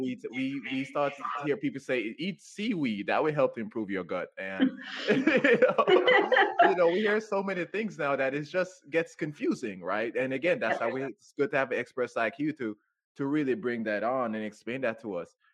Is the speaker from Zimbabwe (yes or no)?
no; Jamaica; moved away as an adult; now in United States; I grew up in Jamaica, so I grew up on natural foods too